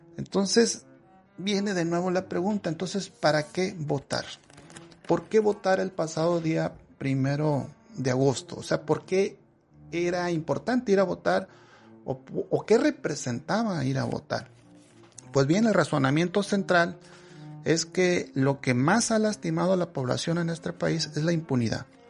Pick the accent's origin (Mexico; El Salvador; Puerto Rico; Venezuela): Mexico; nosotros como nación mexicana eh, no estamos consolidados todavía